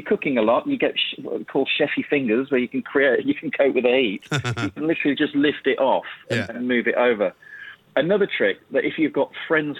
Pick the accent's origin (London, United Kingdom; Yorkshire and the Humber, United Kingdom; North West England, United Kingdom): Yorkshire and the Humber, United Kingdom; I grew up, I'm a Yorkshire lad